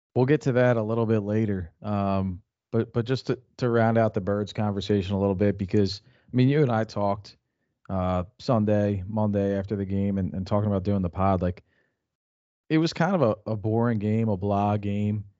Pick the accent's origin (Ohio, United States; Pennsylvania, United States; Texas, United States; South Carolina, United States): Pennsylvania, United States; Philadelphia; we're from Philadelphia.